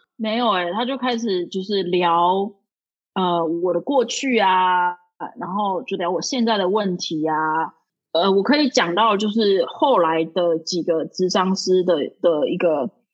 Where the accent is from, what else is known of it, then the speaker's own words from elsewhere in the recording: Taiwan; moved away as an adult; now in New York, United States; 我是台湾人